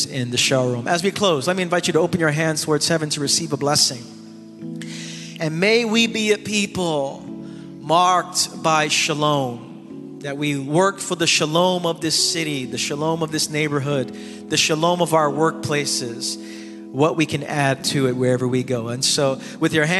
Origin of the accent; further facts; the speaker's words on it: New York City, New York, United States; I grew up in the East New York section of Brooklyn for over 30 years